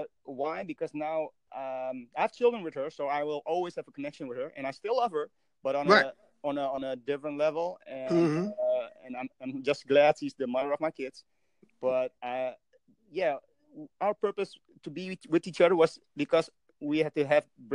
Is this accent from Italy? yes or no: no; Indonesia; now in Netherlands; I'm originally from Indonesia.